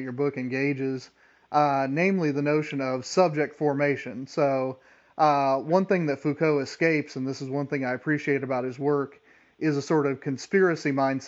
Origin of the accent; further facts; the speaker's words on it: United States; I am an American low church Protestant